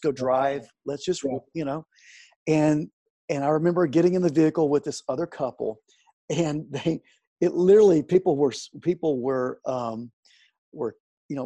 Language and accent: English; Central Florida, United States; moved away as an adult; also born or lived in Alabama / Tulsa, Oklahoma; I grew up in Central Florida, went to college in Alabama